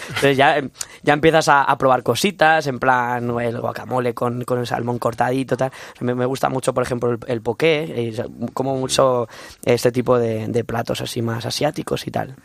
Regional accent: Castilla-La Mancha, Spain; moved away as an adult; now in Madrid, Spain; vengo de, un pueblo de Castilla-La Mancha, yo soy manchego

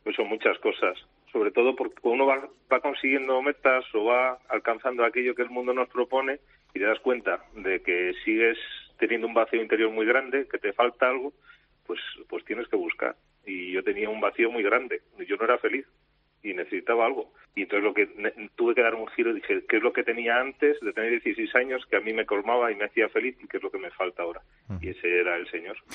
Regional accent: Moralzarzal, Community of Madrid, Spain; en la parroquia de mi pueblo, de Morazazal

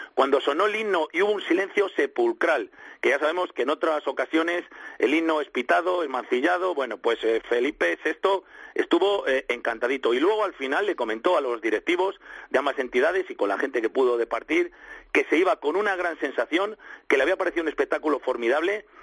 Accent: Spain; yo, yo soy español

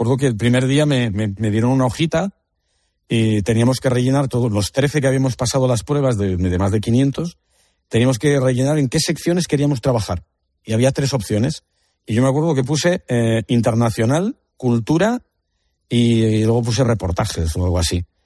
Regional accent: Oviedo, Asturias, Spain; yo soy de Oviedo, pero mi madre es de Gijón

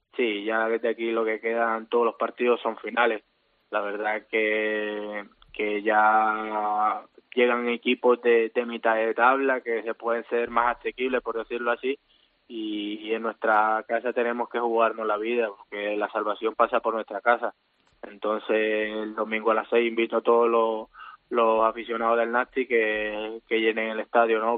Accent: Santa Marta, Magdalena, Colombia; moved away as an adult; also born or lived in Granada, Spain / Valladolid, Spain; now in Tarragona, Spain; Yo soy de la parte norte colombiana, de Santa Marta, más precisamente

